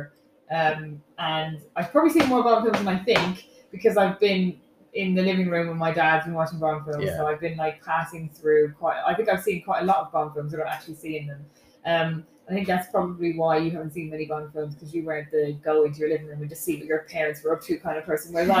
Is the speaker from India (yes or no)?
no; Ireland; moved away as an adult; now in United Kingdom; I'm definitely Irish.